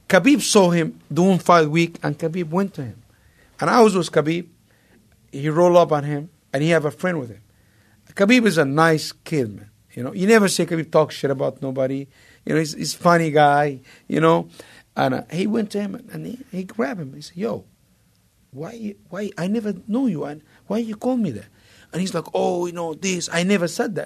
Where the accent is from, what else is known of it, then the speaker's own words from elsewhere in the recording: Egypt; moved away; I idolized Mike growing up in Egypt